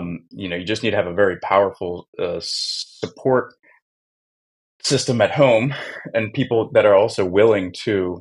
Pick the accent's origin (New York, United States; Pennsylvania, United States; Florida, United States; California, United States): Pennsylvania, United States; Philadelphia; now in Warsaw, Poland; I'm from Philly